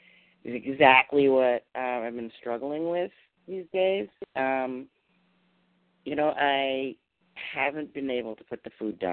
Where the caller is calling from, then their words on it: Massachusetts, United States; I'm calling from Massachusetts.